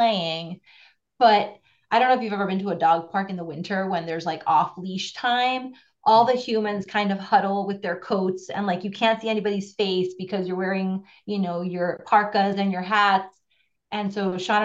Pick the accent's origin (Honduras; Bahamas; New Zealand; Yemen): Honduras; moved away as an adult; also born or lived in Brooklyn, United States; now in New Jersey, United States; I am from Honduras, born and raised, and ended up somehow through university and work in Brooklyn